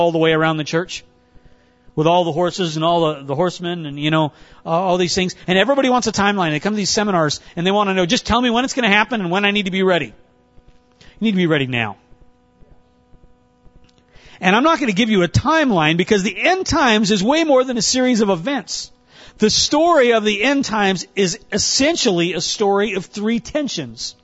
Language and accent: English; North Dakota, United States; now in Cincinnati, United States; I grew up in North Dakota.